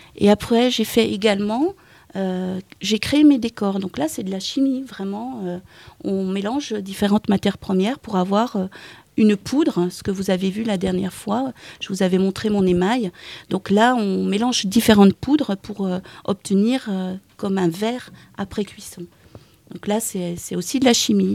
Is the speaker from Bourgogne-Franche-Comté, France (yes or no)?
yes; the East, near Dijon, Bourgogne-Franche-Comté, France; moved away as an adult; now in Pont-Scorff, France; je suis née dans l'Est, à côté de Dijon